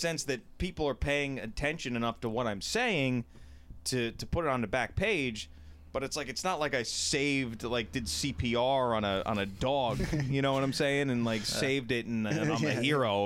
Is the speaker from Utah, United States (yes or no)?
no; Brookhaven, New York, United States; also born or lived in Pittsburgh; I grew up in Brookhaven Hamlet, went to Bellport High School. I live in Bellport now.